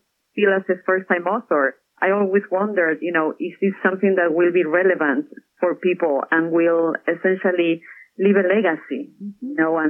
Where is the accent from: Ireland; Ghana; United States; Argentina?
Argentina; accent: Argentine; moved away; also born or lived in Buenos Aires; So I'm from Argentina. That's where the accent is from. I was born in a small town in Argentina, hard-working family.